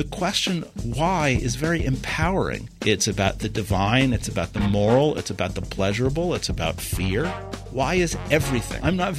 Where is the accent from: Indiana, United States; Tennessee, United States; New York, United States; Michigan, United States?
New York, United States; Manhattan; now in North Dakota, United States; I was born and raised in Manhattan, on the edge of a neighborhood that most people would know as Spanish Harlem. I ended up in North Dakota because they offered me a job.